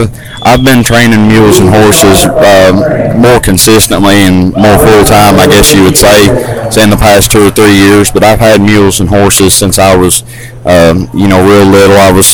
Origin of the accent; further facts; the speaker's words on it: Whitwell, Tennessee, United States; I'm from Whitwell, Tennessee